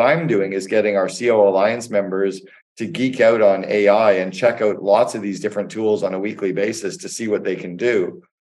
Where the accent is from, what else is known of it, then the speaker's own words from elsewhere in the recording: Canada; moved away as an adult; also born or lived in United States; now in Barbados; I'm Canadian. I was living and working in the United States for eight years